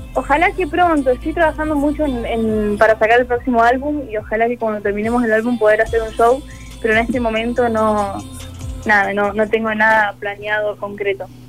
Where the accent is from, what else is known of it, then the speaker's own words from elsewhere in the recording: Córdoba, Argentina; soy de Córdoba